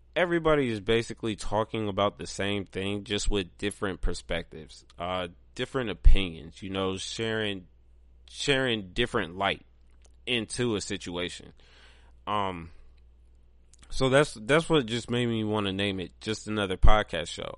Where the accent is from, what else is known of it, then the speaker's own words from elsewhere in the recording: Pigrenti, Ohio, United States; moved away; also born or lived in Columbus, Ohio; I grew up in Pigrenti.